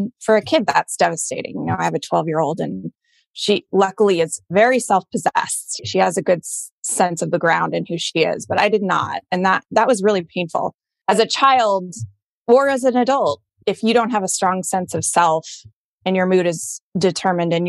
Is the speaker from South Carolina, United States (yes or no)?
no; Colorado, United States; moved away as an adult; also born or lived in Boston; I grew up in Colorado in a pretty white bread suburban town.